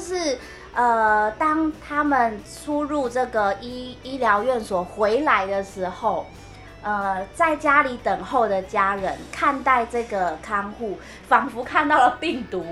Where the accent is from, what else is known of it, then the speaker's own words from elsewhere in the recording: Taiwan; 我们台湾人